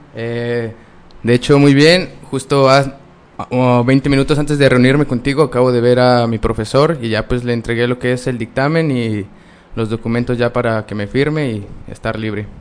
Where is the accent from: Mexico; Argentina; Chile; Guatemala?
Mexico; Vicente Guerrero, Durango; yo soy de Vicente Guerrero, está aquí aproximadamente a una hora y media